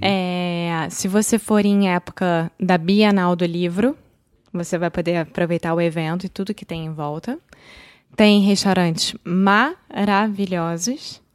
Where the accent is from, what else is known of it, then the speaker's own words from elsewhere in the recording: Rio de Janeiro, Brazil; Eu sou brasileira, carioca do Rio de Janeiro.